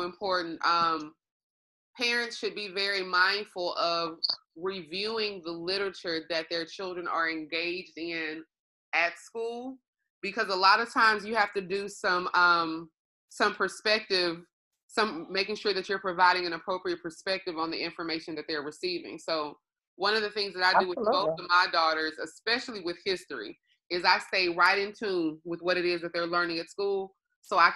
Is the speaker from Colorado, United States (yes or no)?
no; Longview, Texas, United States; moved away as an adult; also born or lived in Houston, Texas; I am from Longview, Texas, but I say often Third Ward raised me